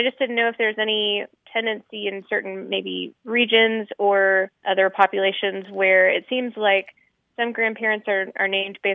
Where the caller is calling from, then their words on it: Burleson, Texas, United States; I'm calling from Burleson, Texas